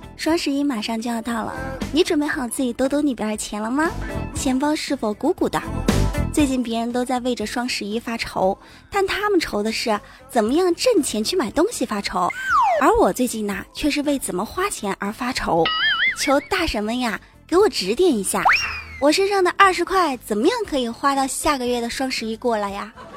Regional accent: Enshi, Hubei, China; accent: Enshi dialect; also born or lived in Wenzhou; 我用我们这儿方言说，恩师方言，湖北恩师啊

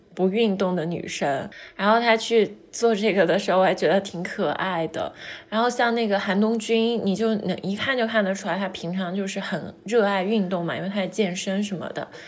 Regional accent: southern China, China; 我们那时候南方没有暖气嘛，就会有那种木架的烤火炉

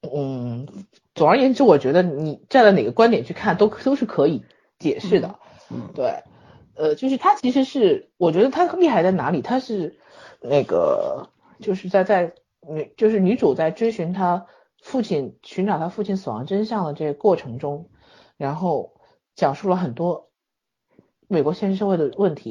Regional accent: China; 我们中国人

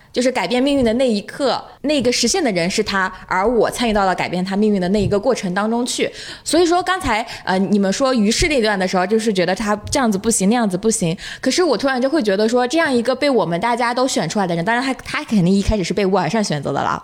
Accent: Hunan, China; 我是湖南人嘛

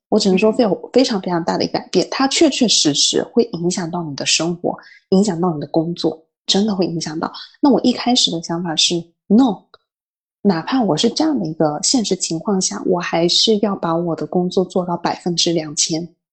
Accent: Fujian, China; moved away as an adult; also born or lived in northern China; now in Paris, France; 我们闽南那边会很讲究说食欲

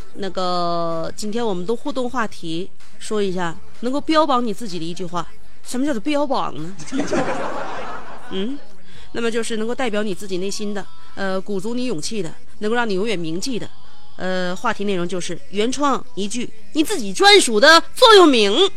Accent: Shenyang, Liaoning, China; accent: Shenyang dialect; 用我们沈阳话就是得劲儿的意思

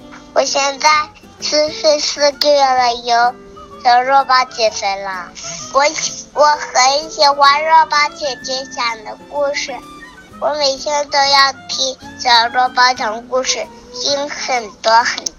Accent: Kunming, Yunnan, China; 我来自云南昆明。

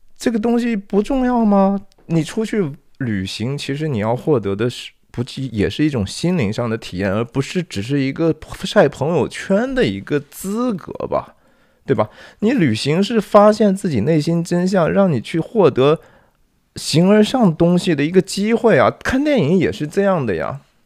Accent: China; now in United States; 作为一个华人或者是 中国人

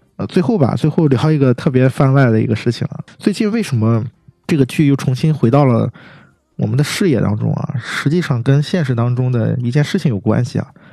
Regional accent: China; 按照我们中国人的话讲

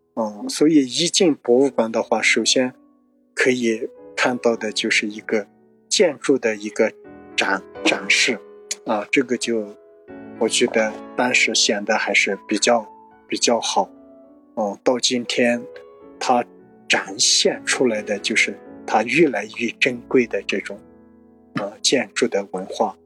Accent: China; 我是从小出生在泸沽湖边

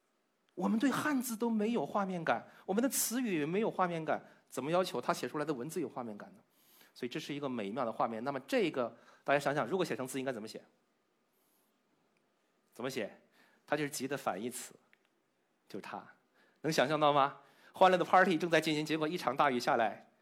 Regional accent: China; 因为我们中国人的脑洞开的是不一样的，所以把它留下来了。

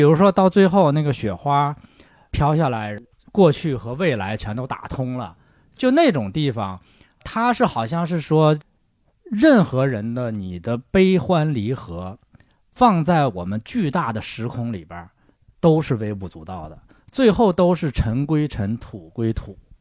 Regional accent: Shenyang, Liaoning, China; moved away; 因为我是沈阳人

